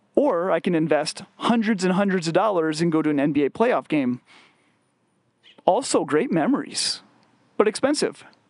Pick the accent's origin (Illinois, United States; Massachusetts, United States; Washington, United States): Illinois, United States; west of Chicago; growing up in West, uh, west of Chicago in the nineties